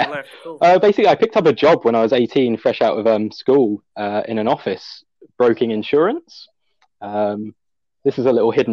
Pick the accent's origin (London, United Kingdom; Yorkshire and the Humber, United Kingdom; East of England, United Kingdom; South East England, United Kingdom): South East England, United Kingdom; Dover; moved away as an adult; also born or lived in France / Dubai; now in Canada; I grew up in Kent, Dover to be exactly, which we all know is famous for white cliffs and being voted number one worst town in Great Britain 2016.